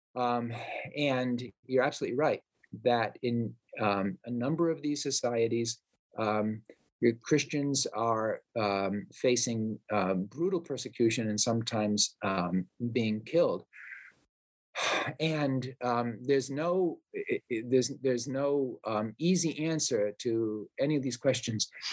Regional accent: Providence, Rhode Island, United States; my hometown of Providence, Rhode Island

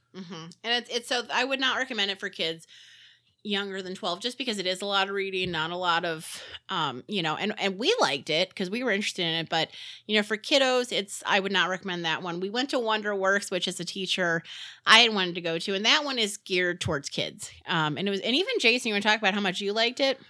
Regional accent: Northwest Indiana, United States; moved away; growing up in Indiana, in Northwest Indiana

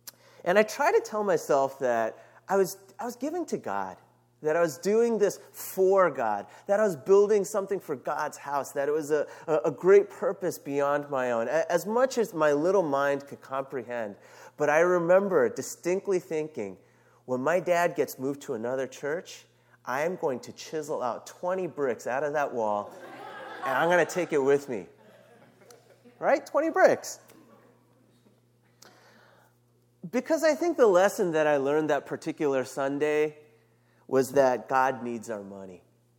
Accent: New York City, New York, United States; I moved around a lot, but I call New York City my home. I grew up in Brooklyn and Queens. I lived there from about fourth grade until high school.

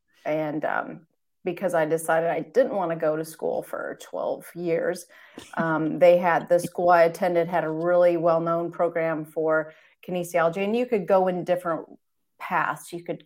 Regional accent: Michigan, United States; Well, my background, I guess I grew up in Michigan, kind of rural farmland atmosphere, grew up next to my grandparents, and everyone on that road kind of was very down to earth people.

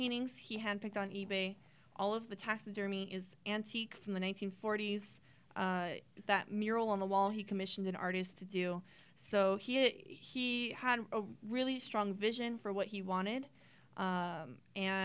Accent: Whittier, California, United States; I was not born here. My parents moved here when I was one, so I've been here a good amount

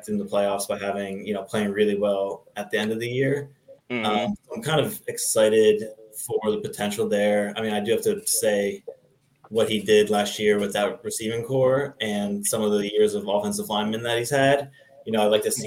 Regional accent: New Jersey, United States; I'm from New Jersey, right outside the New York City area

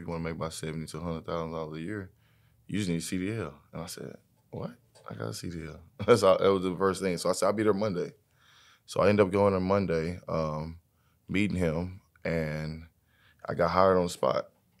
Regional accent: Fort Worth, Texas, United States; I'm from Fort Worth, Texas.

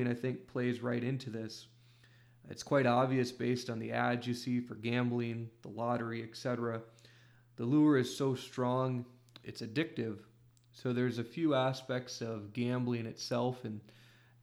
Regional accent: Iowa, United States; in my home state of Iowa

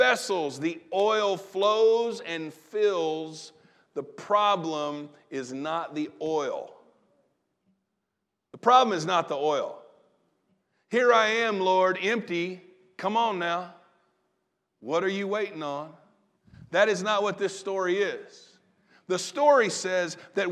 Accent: Southern Illinois, United States; now in Terre Haute, United States; I grew up in Southern Illinois

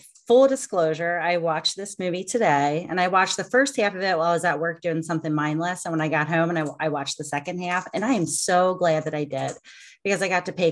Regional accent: Cincinnati, Ohio, United States; I am from the Cincinnati area

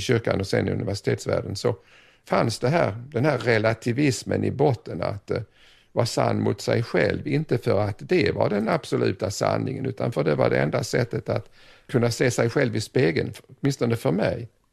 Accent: Sweden; also born or lived in Southeast Asia; hemma i Sverige

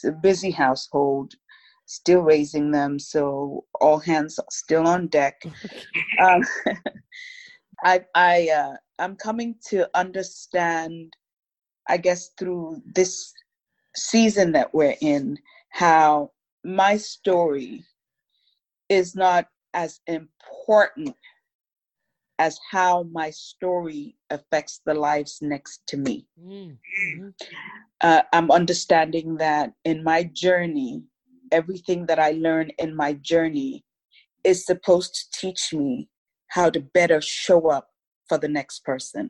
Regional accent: Lagos, Nigeria; moved away as an adult; now in United States; I'm Nigerian American, so my family lives in Lagos, Nigeria, in West Africa

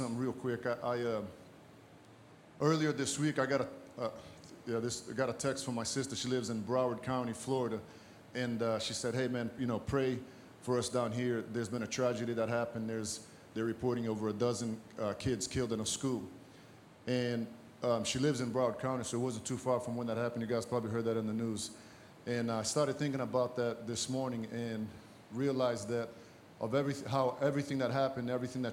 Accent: Brazil; also born or lived in Massachusetts; now in United States; I'm originally from Brazil, as I mentioned, and I came here

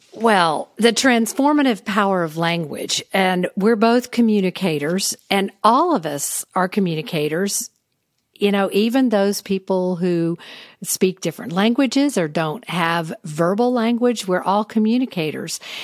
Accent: the South, United States; growing up in the South

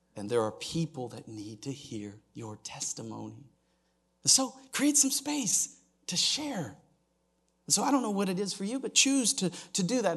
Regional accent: Oklahoma, United States; I'm from Oklahoma

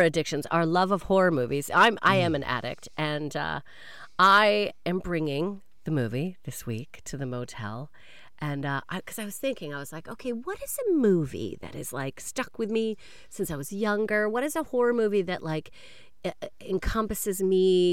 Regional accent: Canada; moved away; I am a Canadian

